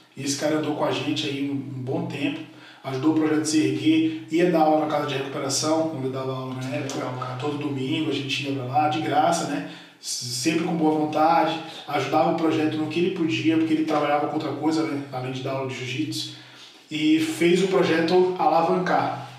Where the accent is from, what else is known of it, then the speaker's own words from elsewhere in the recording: Salvador, Bahia, Brazil; moved away as an adult; now in São Paulo, Brazil; Eu me mudei para São Paulo, sou de Salvador